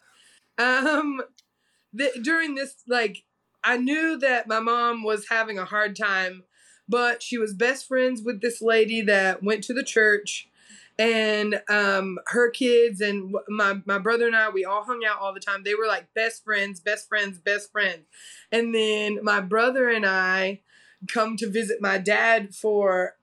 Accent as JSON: {"language": "English", "region": "South Carolina", "country": "United States", "tie": "born or raised there", "also_born_or_lived": "Brevard, North Carolina", "moved": "yes", "lives_now": "Asheville, United States", "said": "we went back to South Carolina, where my mom's family is from"}